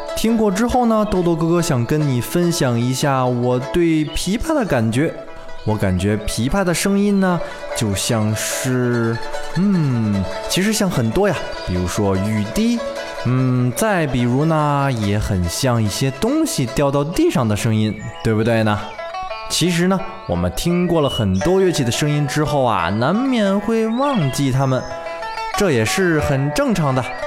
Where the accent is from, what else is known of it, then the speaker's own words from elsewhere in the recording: China; 我们中国人